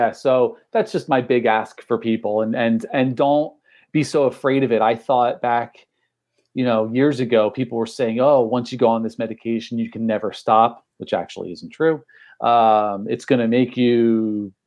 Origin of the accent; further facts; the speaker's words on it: outside of Trenton, New Jersey, United States; also born or lived in Belmar, New Jersey; I'm from Central Jersey. I actually live in Belmar now